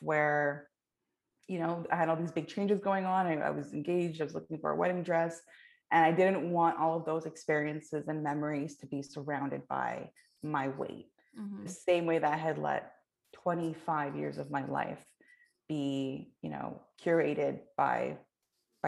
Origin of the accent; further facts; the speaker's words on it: Canada; I was like born and raised in the South Asian community, but then also like within Canada